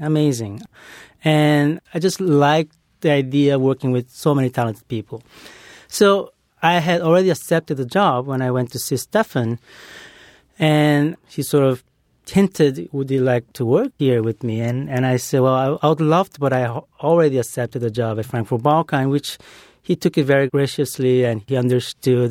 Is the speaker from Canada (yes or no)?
no; Brazil; moved away; growing up in Brazil